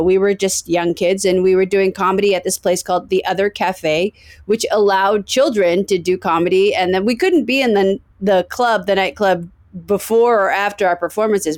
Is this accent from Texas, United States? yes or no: no; San Francisco, California, United States; now in Los Angeles, United States; I grew up in San Francisco. I, uh, lived in that city until about, uh, nineteen ninety, and then I came to Los Angeles.